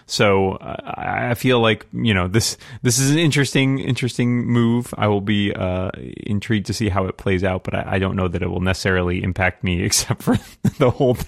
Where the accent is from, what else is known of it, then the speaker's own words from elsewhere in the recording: Massachusetts, United States; IDG's headquartered here in my home state, Massachusetts.